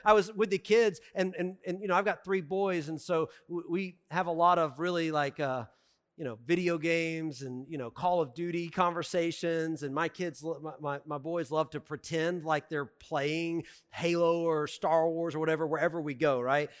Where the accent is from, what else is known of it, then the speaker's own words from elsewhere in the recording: the South, United States; I'm from the South